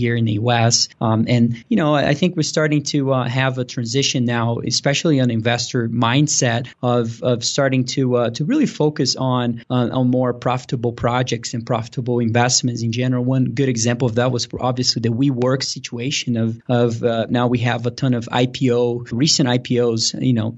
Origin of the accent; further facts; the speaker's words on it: Brazil; moved away as an adult; now in Denver, United States; I was born and raised in Brazil and moved here to the U.S. to play tennis in college back about 10 years ago. And I moved here to Denver